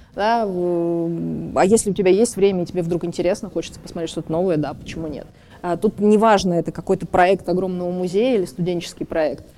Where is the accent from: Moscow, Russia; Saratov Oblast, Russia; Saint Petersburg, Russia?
Saint Petersburg, Russia; Петербург, мой родной город